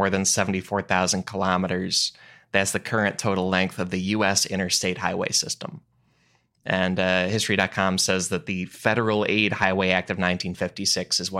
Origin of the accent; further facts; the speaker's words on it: Chicago suburbs, Illinois, United States; moved away; I grew up in the Chicago suburbs